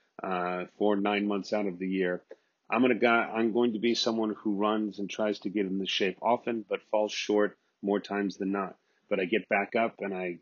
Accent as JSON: {"language": "English", "region": "Texas", "country": "United States", "moved": "yes", "said": "I'm the Texan Abroad"}